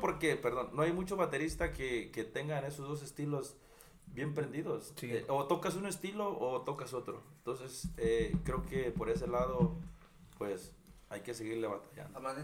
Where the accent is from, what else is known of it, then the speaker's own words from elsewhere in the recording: Apatzingán, Michoacán, Mexico; moved away as an adult; yo soy de apaxingán Michoacán. Entonces, donde yo nací